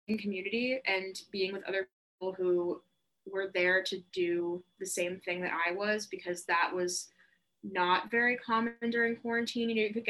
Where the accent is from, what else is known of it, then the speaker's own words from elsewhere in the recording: Atlanta, Georgia, United States; moved away as an adult; now in Boston, United States; I'm from Atlanta, Georgia, which is a pretty big part of my personality and my identity